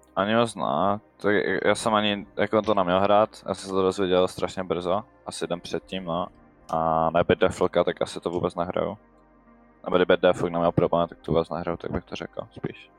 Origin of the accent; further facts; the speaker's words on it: Vsetín, Zlín Region, Czechia; jsem ze Zlína, ze Vsetína. je mi 16 let.